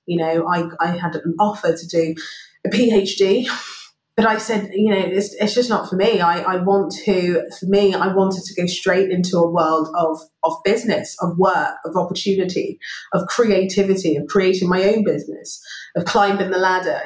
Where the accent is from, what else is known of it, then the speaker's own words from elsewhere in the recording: London, United Kingdom; moved away as an adult; also born or lived in Brixton, London; now in Singapore; So, so Wimbledon is home for me and it's where I grew up